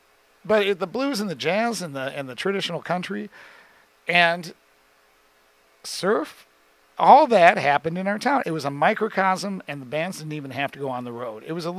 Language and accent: English; Ann Arbor, Michigan, United States; born or raised there; now in Nashville, United States